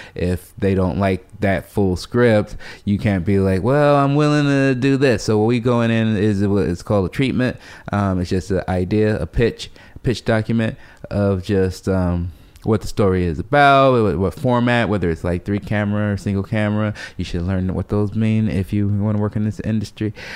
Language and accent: English; Chicago, Illinois, United States; chubby poor kid growing up in South Side of Chicago